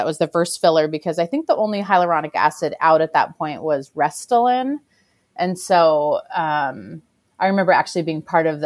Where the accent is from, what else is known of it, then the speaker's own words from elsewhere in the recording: Seattle, Washington, United States; moved away as an adult; also born or lived in Santa Monica / Los Angeles; now in Portland, United States; I'm from Seattle, born and raised in Seattle